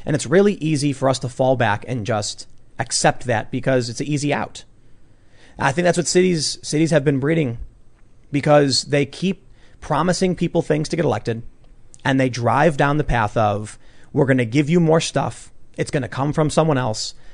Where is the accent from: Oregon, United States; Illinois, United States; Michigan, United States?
Illinois, United States; Chicago; I'm a mixed race high school dropout from the South Side of Chicago